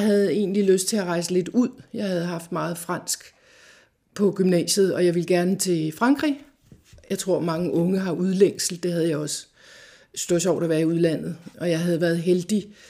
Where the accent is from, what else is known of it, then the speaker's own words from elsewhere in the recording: Farum, Capital Region of Denmark, Denmark; Jeg kommer fra Farum, der voksede jeg op i en helt almindelig familie